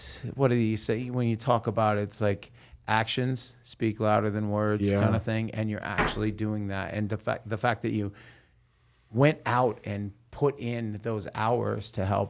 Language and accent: English; Salem, Oregon, United States; also born or lived in Hollywood; now in Las Vegas, United States; I'm from Salem, Oregon